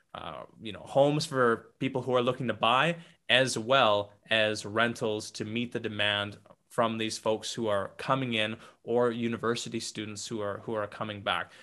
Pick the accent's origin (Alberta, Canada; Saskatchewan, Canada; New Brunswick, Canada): Saskatchewan, Canada; St. Brieux; my hometown of Saint Brew